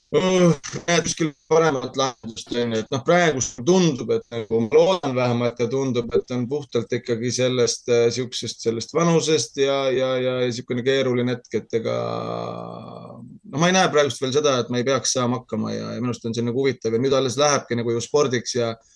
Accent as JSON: {"language": "Estonian", "town": "Tartu", "region": "Tartu County", "country": "Estonia", "moved": "as an adult", "lives_now": "Saaremaa, Estonia", "said": "mina olen Tartust pärit"}